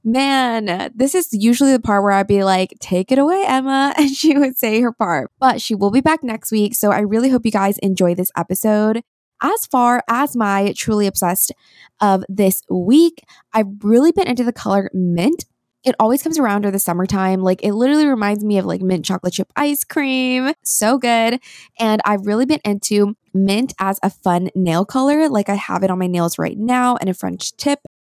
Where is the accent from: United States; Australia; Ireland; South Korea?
South Korea; born there; I was born in Korea. I am 100% Korean and my entire family is here.